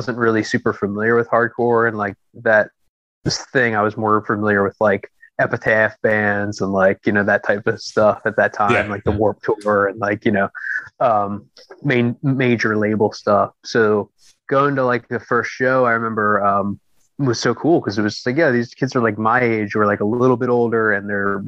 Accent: Philadelphia, Pennsylvania, United States; also born or lived in Lansdale, Pennsylvania; I grew up in the city and moved out to Lansdale, Pennsylvania, which is like kind of like about 40 minutes like northwest-ish of sure, Philadelphia.

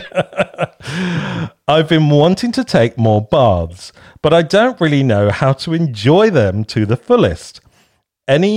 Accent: Kent, South East England, United Kingdom; moved away as an adult; now in Bristol, United Kingdom; I moved to Bristol from Kent.

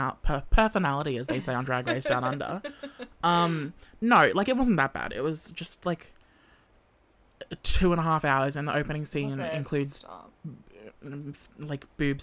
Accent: Australia; accent: Australian; my accent. It was really rough being an Australian.

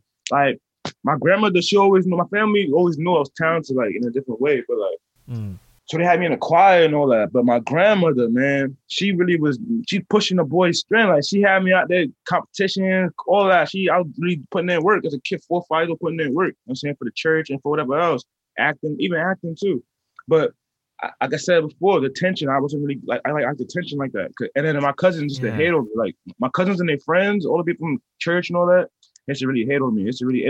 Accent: Brooklyn, New York, United States; Well, from where I'm from, brother man, where I'm from Brooklyn, New York. I grew up many places, but I'm Brooklyn Zone, you know what I'm saying?

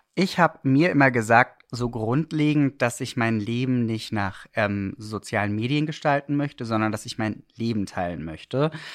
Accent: Swabian Black Forest, Baden-Württemberg, Germany; also born or lived in Stuttgart; now in Berlin, Germany; ich war ein kleiner Junge ähm, im schwäbischen Schwarzwald

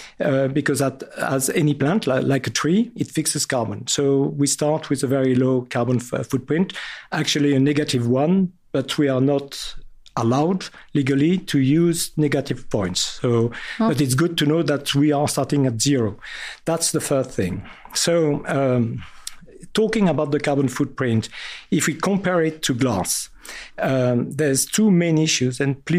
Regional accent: France; accent: very French; English is a second language; Sorry for my very French accent.

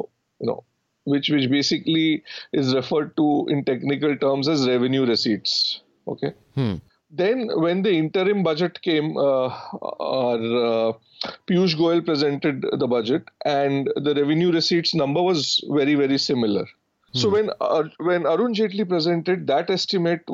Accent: Ranchi, Jharkhand, India; when I grew up in Ranchi

